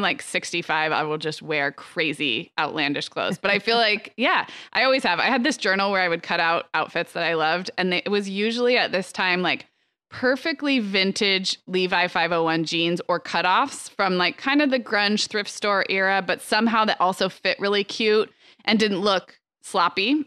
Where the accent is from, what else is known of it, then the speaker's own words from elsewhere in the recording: Santa Barbara, California, United States; growing up in Santa Barbara